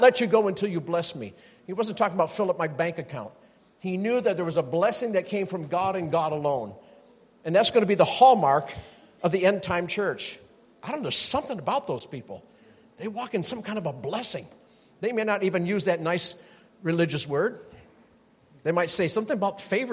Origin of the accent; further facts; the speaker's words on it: North Carolina, United States; moved away; I'm from North Carolina